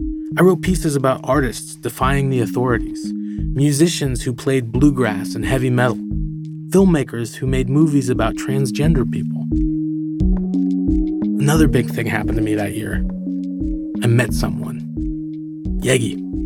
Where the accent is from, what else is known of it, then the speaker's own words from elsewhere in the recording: California, United States; moved away as an adult; also born or lived in Tehran, Iran; I grew up in California